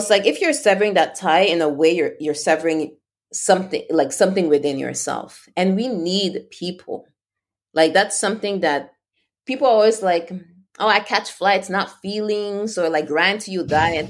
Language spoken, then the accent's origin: English; Canada; and like as a Canadian, it's not super hard.